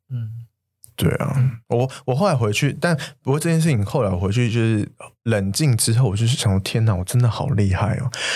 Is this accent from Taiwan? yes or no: yes; Taiwan; 我是台湾人